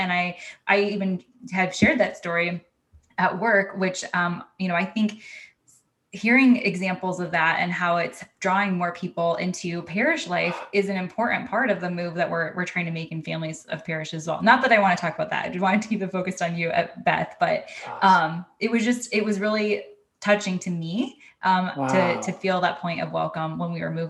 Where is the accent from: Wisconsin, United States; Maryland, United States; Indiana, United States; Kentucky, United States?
Indiana, United States; South Bend; moved away; as a young adult parish hopping in my hometown in South Bend